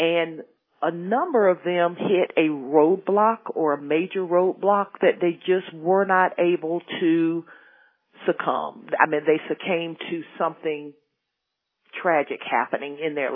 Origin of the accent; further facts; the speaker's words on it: Spartanburg, South Carolina, United States; Spartanburg is actually my hometown.